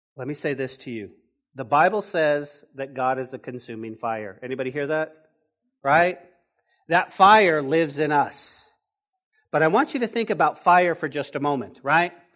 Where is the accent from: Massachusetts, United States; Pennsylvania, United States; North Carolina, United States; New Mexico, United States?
New Mexico, United States; Taos; when I was growing up in Taos, my grandma, my grandma's house